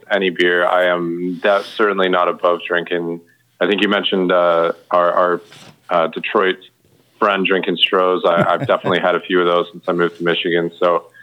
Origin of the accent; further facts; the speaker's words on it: Wales, United Kingdom; moved away; growing up in Wales